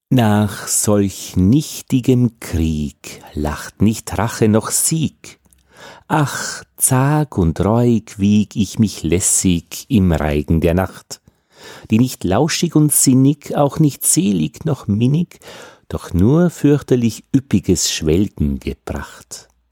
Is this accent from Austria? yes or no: yes; Austria; als Österreicher